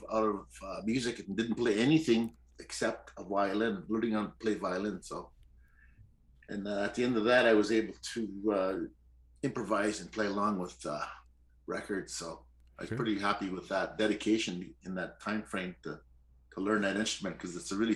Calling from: Northern Ontario, Canada; I'm calling in from Northern Ontario.

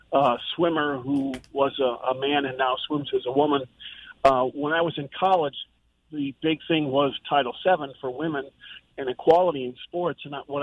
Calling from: Jacksonville, United States; I'm calling from Jacksonville.

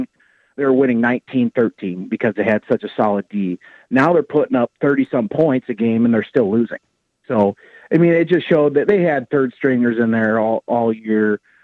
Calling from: Ames, Iowa, United States

